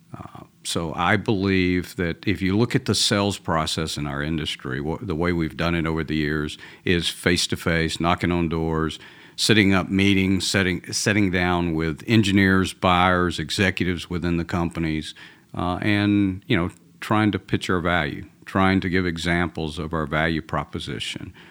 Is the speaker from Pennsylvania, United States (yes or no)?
no; Atlanta, Georgia, United States; accent: Georgia; now in Texas, United States; I'm originally from Atlanta, from uh, a, Southern boy. So even though I live in Texas now, this is a Georgia accent